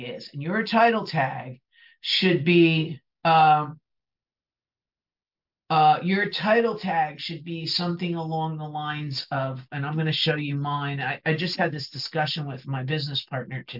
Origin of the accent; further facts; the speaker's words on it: New Jersey, United States; accent: Bronx; I talk like I'm from the Bronx because I grew up in New Jersey